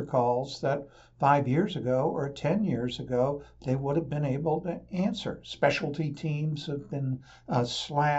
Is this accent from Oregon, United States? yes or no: yes; Portland, Oregon, United States; my hometown in Portland